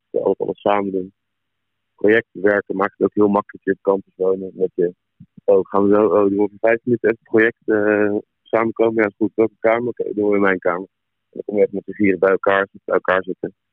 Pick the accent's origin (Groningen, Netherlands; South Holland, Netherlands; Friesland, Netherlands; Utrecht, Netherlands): Utrecht, Netherlands; Amersfoort; ik kom van Amersfoort.